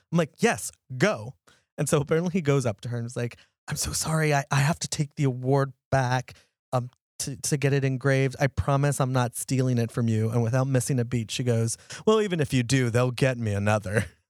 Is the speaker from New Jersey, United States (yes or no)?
no; Texas, United States; I'm from Texas